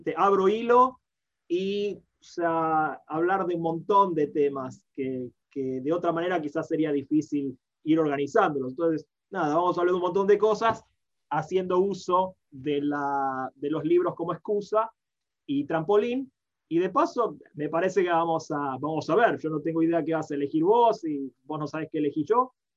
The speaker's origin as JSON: {"language": "Spanish", "region": "Buenos Aires", "country": "Argentina", "tie": "born or raised there", "also_born_or_lived": "Guadalajara, Mexico", "moved": "as an adult", "lives_now": "Nashville, United States", "said": "nací, me crié en Argentina, en Buenos Aires"}